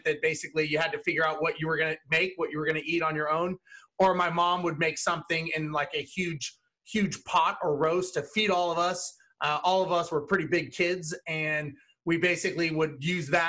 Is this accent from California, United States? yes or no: yes; Los Angeles, California, United States; I was born and raised in Los Angeles